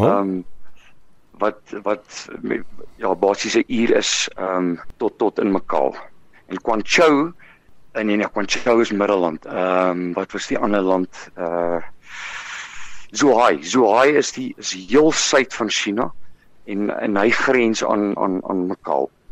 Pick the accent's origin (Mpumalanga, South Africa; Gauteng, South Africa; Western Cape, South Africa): Gauteng, South Africa; West Rand; also born or lived in Potchefstroom; Ek is gebore in Vogwel, ehm um, in die Wesrand, uh in in uh 1974